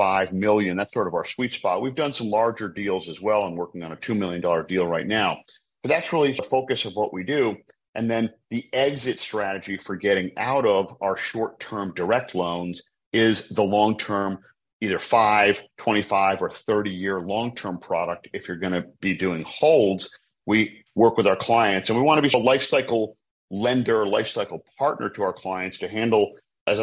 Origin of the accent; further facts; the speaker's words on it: Providence, Rhode Island, United States; now in Baltimore, United States; I'm originally from Providence, Rhode Island, up in the Northeast in New England